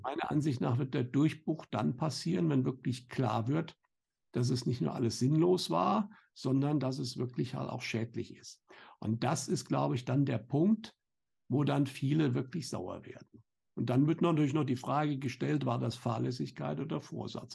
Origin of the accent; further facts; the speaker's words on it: Germany; bei uns in Deutschland